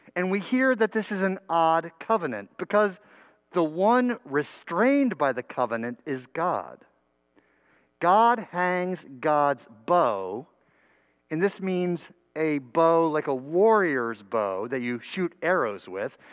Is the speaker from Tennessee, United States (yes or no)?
no; New Brunswick, New Jersey, United States; my church school education growing up in New Brunswick, New Jersey